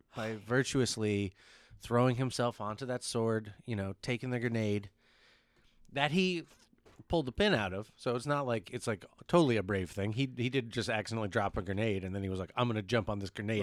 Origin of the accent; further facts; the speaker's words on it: United States; I'm an American